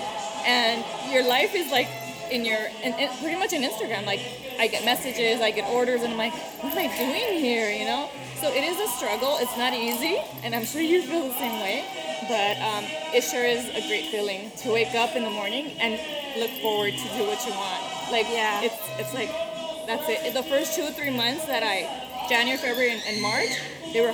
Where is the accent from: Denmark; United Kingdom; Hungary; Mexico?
Mexico; moved away; I was born in Mexico